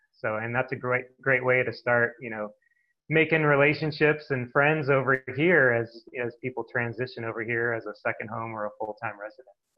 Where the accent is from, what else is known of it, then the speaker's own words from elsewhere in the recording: Montana, United States; moved away; also born or lived in Suncadia, Washington; growing up in Montana, we drove an hour to go to the grocery store